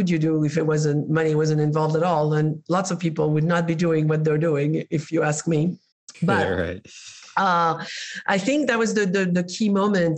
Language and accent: English; Spain; moved away; I was raised in Spain